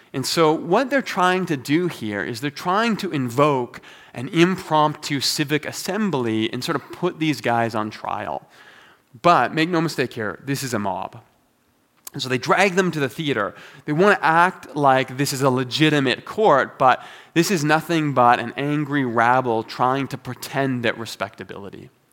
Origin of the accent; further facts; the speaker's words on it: Toronto, Ontario, Canada; moved away as an adult; now in Calgary, Canada; I've been living in Calgary now for fifteen years, but I am originally from Toronto